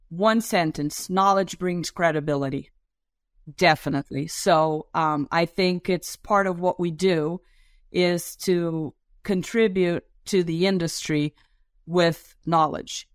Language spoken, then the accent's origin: English; Brazil; English is a second language; I'm also a Brazilian